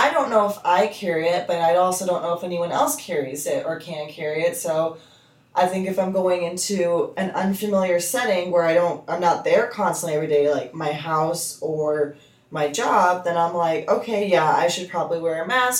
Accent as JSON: {"language": "English", "country": "United States", "said": "as an American"}